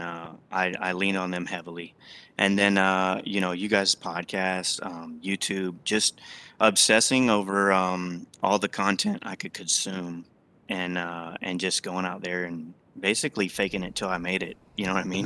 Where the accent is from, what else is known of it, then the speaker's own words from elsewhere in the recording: Texas, United States; I grew up in Texas